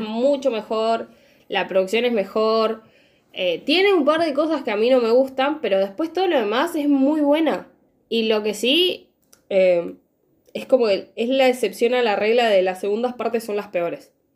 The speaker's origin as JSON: {"language": "Spanish", "country": "Argentina", "said": "yo soy argentina"}